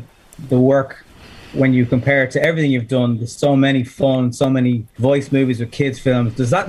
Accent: Ireland; accent: Irish; we're Irish

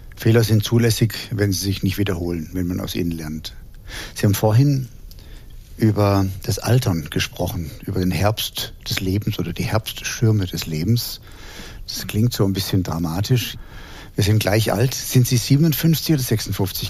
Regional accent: Heidelberg, Baden-Württemberg, Germany; Ich bin in Heidelberg groß geworden

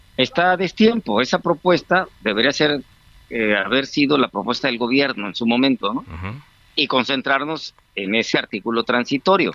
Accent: Guerrero, Mexico; Yo soy de Guerrero

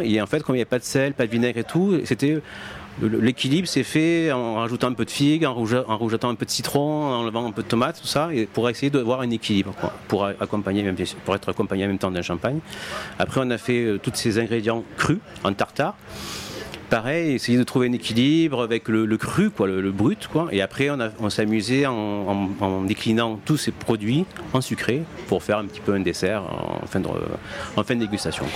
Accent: Martigues, Provence-Alpes-Côte d'Azur, France; je suis pas de Marseille, hein, je suis de Martigues, donc petite ville de province

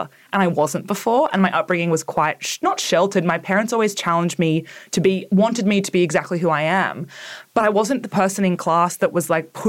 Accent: Orange, New South Wales, Australia; I grew up in Orange in, Central West New South Wales.

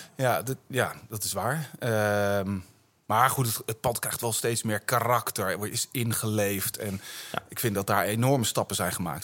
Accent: Utrecht, Netherlands; ik ben een Utrechter, ja. En ik woon in, in Buitenwitte Vrouwen

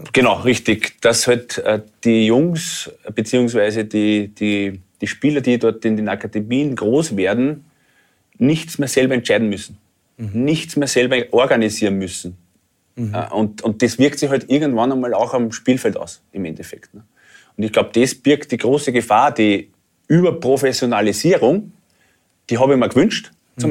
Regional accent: Austria; als Österreicher

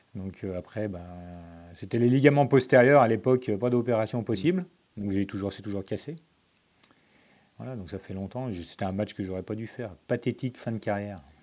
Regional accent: Lyon, Auvergne-Rhône-Alpes, France; je suis né à Lyon, j'habite toujours à côté de Lyon

